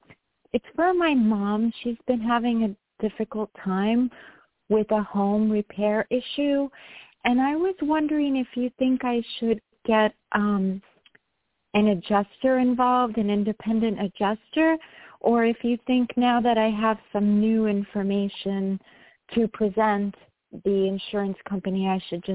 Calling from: New York, United States; from New York.

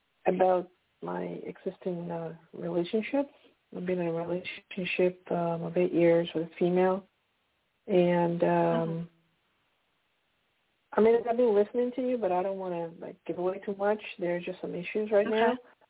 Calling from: Pennsylvania, United States; Hello, this is … from Pennsylvania.

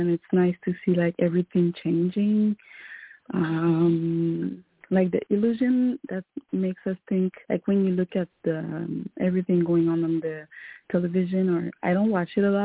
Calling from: Montreal, Quebec, Canada; I'm calling from Montreal, Canada.

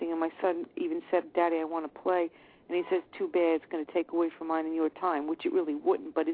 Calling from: Maryland, United States; Calling from Maryland.

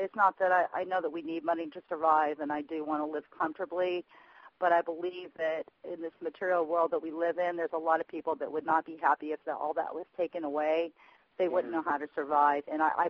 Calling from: Indiana, United States; I'm calling from Central Indiana.

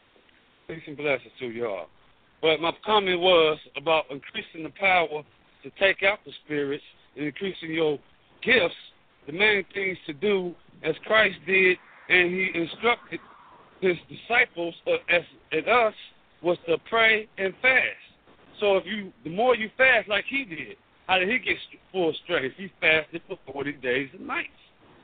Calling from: Chicago, Illinois, United States; from the Chicagoland area.

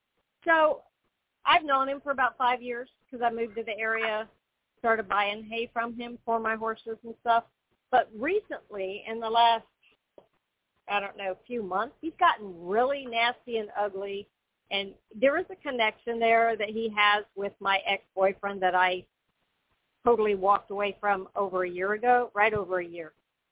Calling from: Florida, United States

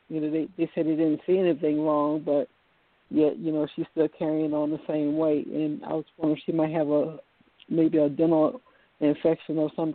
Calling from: Virginia, United States; Hello, good evening. … over the V, like in Virginia, and I'm calling from Virginia.

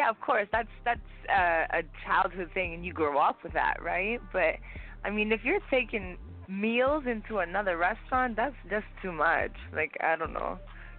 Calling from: London, Ontario, Canada; Hey, girl, we calling from London, Ontario, Canada.

